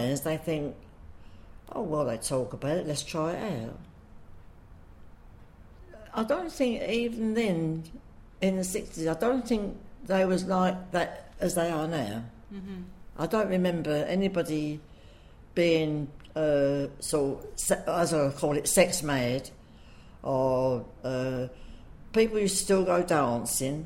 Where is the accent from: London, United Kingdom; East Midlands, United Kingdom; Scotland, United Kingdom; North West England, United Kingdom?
London, United Kingdom; I've lived in Hoxton all my life, and I still live there